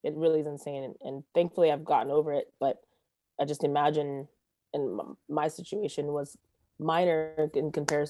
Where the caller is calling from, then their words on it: Los Angeles, California, United States; I am zooming in from Los Angeles, California, like Studio City area